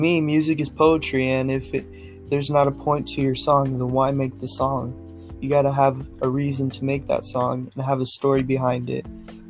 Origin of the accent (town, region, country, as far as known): California, United States